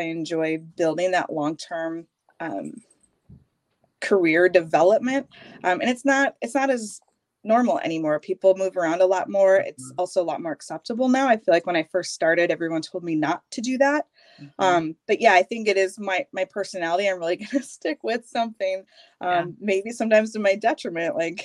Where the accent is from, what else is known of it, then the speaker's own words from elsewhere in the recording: Minnetonka, Minnesota, United States; also born or lived in Iowa / Golden Valley, Minnesota; I grew up outside of Minneapolis in Minnetonka, born and raised, spent my life out there